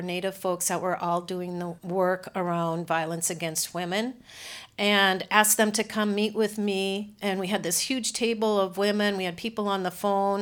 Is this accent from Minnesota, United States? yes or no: yes; Sartell, Minnesota, United States; I grew up in Sartell